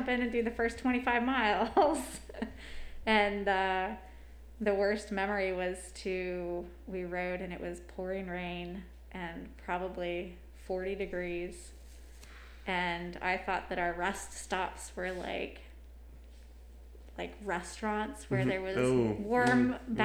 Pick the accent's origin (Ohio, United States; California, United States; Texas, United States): Ohio, United States; now in Virginia, United States; I'm from Ohio, where it can be very cold.